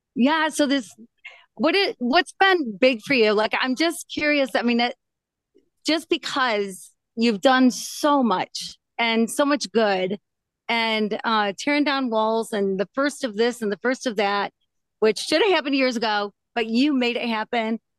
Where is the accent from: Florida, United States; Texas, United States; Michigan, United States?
Michigan, United States; I'm from Michigan, Midwestern